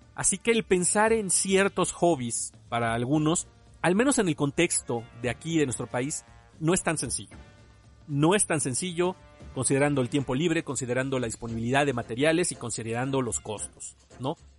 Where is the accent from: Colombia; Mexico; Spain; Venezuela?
Mexico; muchos de nosotros aquí en México